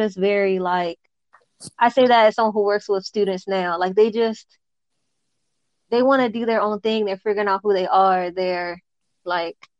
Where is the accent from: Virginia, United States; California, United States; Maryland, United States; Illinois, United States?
Maryland, United States; Baltimore; I was born in Baltimore, Maryland.